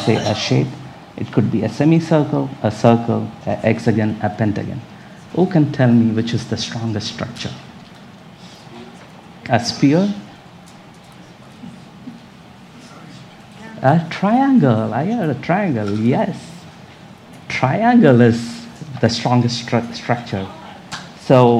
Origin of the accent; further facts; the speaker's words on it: India; accent: Indian; moved away as an adult; now in United States; I'm from India. You might get an Indian accent also from me. I was born and raised up there, and when I was 29, I moved into this country.